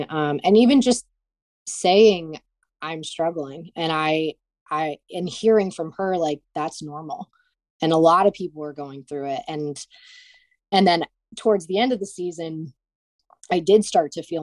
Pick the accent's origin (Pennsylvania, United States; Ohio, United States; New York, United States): Ohio, United States; Cleveland; I'm from Cleveland